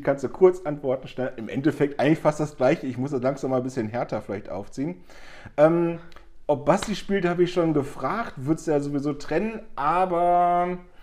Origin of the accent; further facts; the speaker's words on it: Germany; bei uns in Deutschland